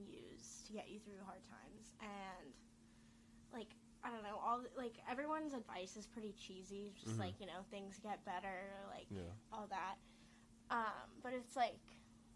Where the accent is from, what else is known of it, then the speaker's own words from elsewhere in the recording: Denver, Colorado, United States; moved away; I am from Denver, Colorado.